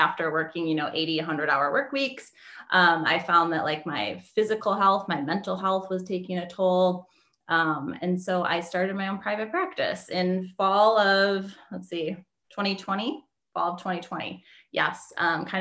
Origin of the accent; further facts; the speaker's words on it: Wisconsin, United States; moved away as an adult; also born or lived in Las Vegas; I'm from Wisconsin. So cold there.